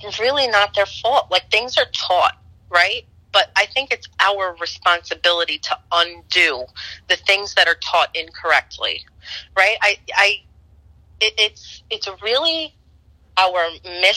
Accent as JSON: {"language": "English", "town": "New York City", "region": "New York", "country": "United States", "tie": "born or raised there", "said": "growing up in Roman Catholic Brooklyn, New York"}